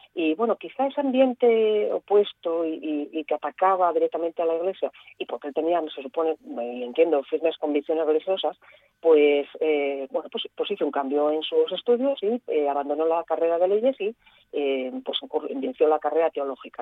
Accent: Gijón, Asturias, Spain; Yo soy una gijonesa que veraneaba encantadísima de niña en casa de mis abuelos en, Cabrales

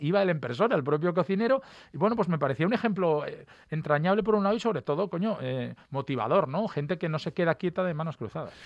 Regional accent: Mieres, Asturias, Spain; Yo estudiaba en Turón, soy de Mieres

